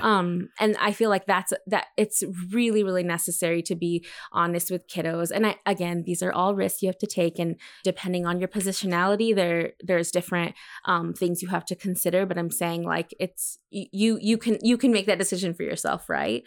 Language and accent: English; El Paso, Texas, United States; my hometown of El Paso, Texas